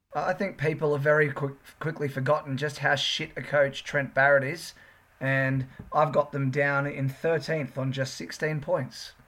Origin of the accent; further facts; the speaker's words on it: Sydney, New South Wales, Australia; We're from the Northern Beaches